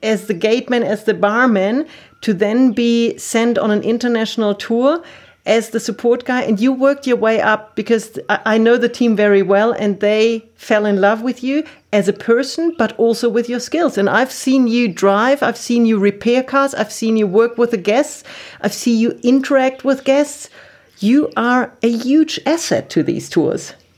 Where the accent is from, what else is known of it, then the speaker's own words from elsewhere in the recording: Germany; I'm from Germany